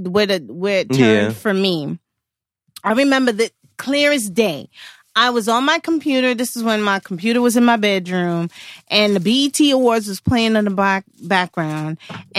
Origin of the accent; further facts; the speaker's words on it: New York, United States; Even though I'm from New York